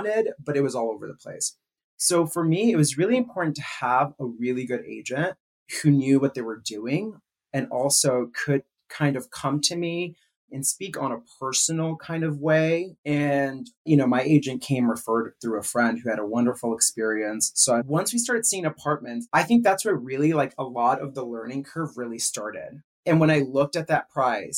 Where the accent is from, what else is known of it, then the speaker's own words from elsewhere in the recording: California, United States; moved away as an adult; also born or lived in New York City; now in Chicago, United States; I'm from California, born and raised. Moved to New York City for a few years after college. And then after that, I, you know, decided to kind of give it a chance and move to Chicago